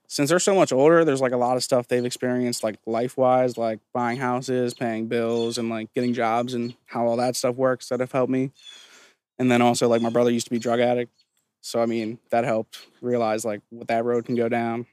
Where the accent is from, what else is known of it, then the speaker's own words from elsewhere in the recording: Claymont, Delaware, United States; also born or lived in Visalia, California; I'm from Claymont. Grew up here. I was born in California, actually.